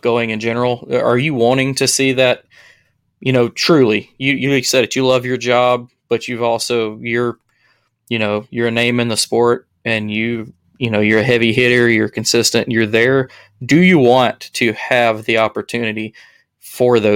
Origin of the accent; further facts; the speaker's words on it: Alabama, United States; I'm from Alabama